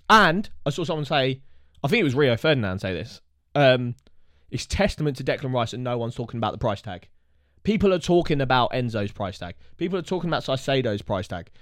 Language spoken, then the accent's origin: English; Watford, East of England, United Kingdom; we're from Watford and we're Watford fans